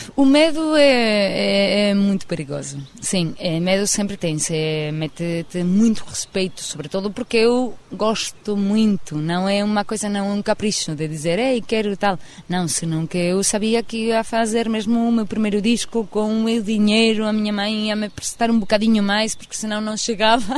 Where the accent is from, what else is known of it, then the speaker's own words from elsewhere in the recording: San Sebastián, Basque Country, Spain; Portuguese is a second language; minha terra, eh, São Sebastião, do País Vasco